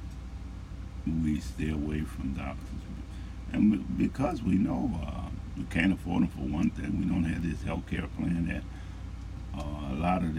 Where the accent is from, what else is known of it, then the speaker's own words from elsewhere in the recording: New Orleans, Louisiana, United States; I'm from Louisiana, New Orleans